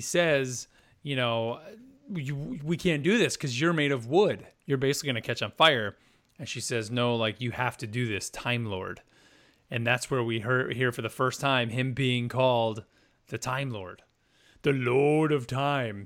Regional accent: United States; us being American

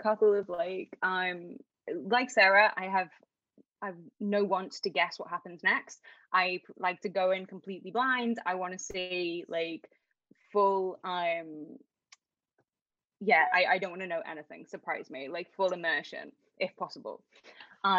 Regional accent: Liverpool, North West England, United Kingdom; I'm from Liverpool

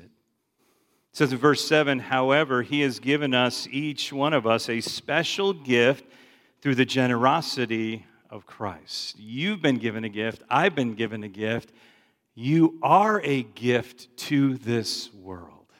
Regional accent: Chicago, Illinois, United States; I grew up in Chicago

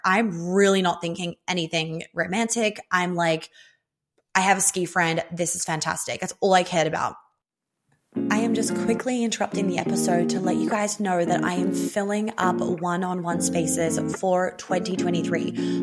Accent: Australia; I'm Australian

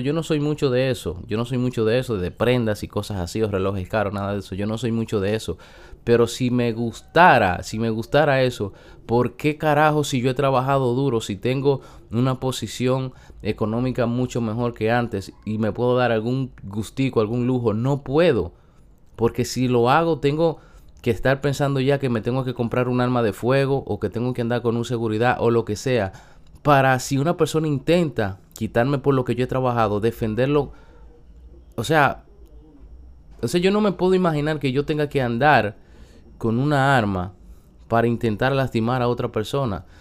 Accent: San Francisco de Macorís, Duarte, Dominican Republic; yo soy una persona que vengo de un campo de San Francisco de Macorís que trabajé

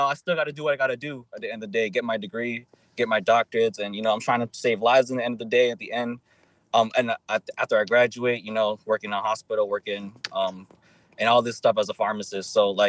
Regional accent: Florida, United States; now I just found out she's from Broward, so I'm from Broward too. So 954. Yeah, we from both from Broward, I guess.

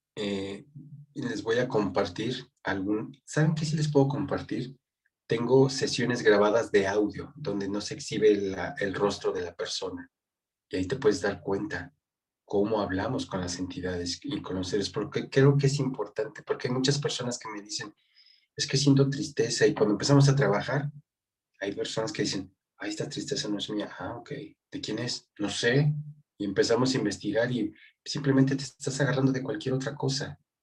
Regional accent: Mexico; mi país

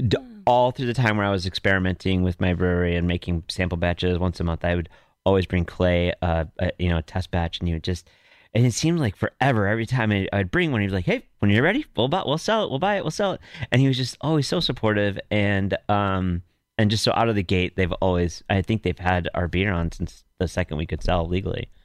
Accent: Glenview, Illinois, United States; moved away; also born or lived in Carbondale, Illinois / Chicago, Illinois; I grew up in Glenview, the suburb of Chicago, and went to high school and graduated there

